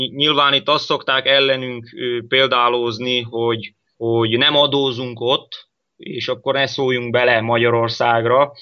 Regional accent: Croatia; mi horvátországi magyarok vagyunk

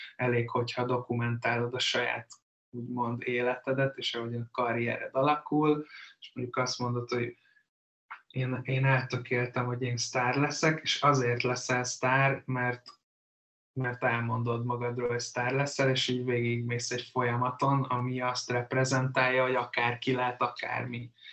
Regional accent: Hungary; mint magyarok

